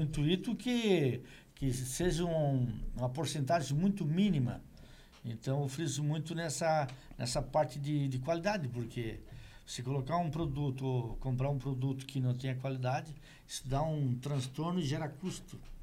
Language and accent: Portuguese; Meleiro, Santa Catarina, Brazil; born or raised there; now in Criciúma, Brazil